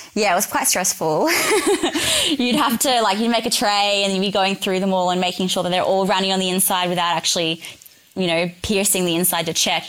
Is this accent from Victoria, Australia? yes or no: no; New South Wales, Australia; moved away; I'm originally from New South Wales